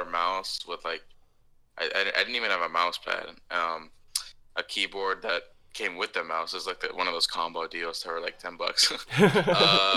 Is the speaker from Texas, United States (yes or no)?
yes; Austin, Texas, United States; also born or lived in Portland, Oregon / Tulsa, Oklahoma; now in Houston, United States; Grew up in Texas, Austin, Texas for about 10 years